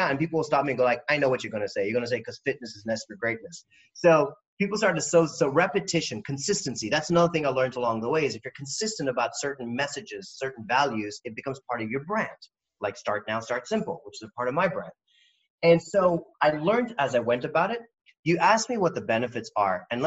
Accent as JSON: {"language": "English", "country": "India", "said": "I'm not going to hide behind the fact that I am Indian or that I don't have a home anywhere"}